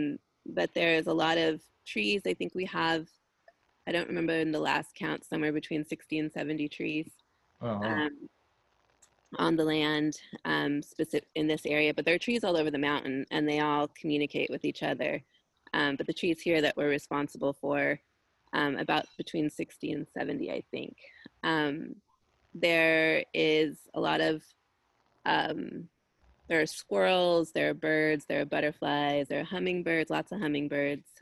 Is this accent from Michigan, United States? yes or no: no; Los Angeles, California, United States; myself and two of my brothers were born here on this land